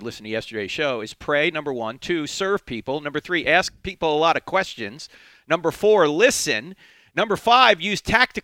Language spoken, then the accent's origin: English; New Jersey, United States; I'm from New Jersey